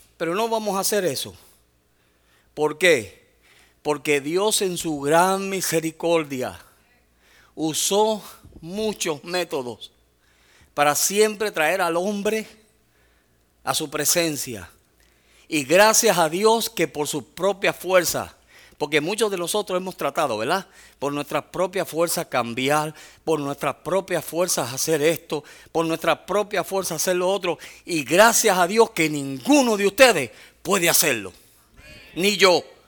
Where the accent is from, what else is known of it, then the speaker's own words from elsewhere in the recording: Puerto Rico; soy boricua